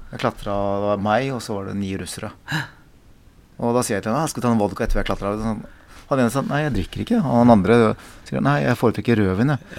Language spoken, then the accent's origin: Norwegian; South Korea; now in Norway; jeg kommer fra Korea